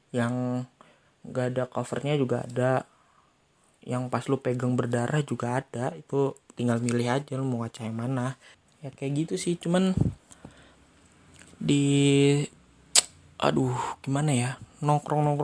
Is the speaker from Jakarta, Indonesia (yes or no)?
no; Bekasi, West Java, Indonesia; gua orang Bekasi